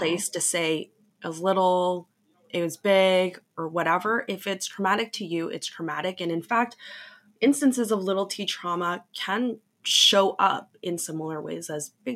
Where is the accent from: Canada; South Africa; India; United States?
Canada; I'm from Canada